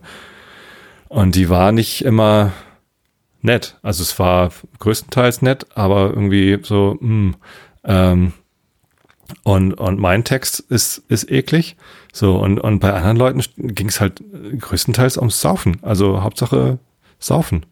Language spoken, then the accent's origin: German; Tostedt, Lower Saxony, Germany; Ich bin ja hier in der Ecke. Ne? Ich bin in Tostedt zur Schule gegangen, okay. jetzt wohne ich immer noch in der Samtgemeinde Tostedt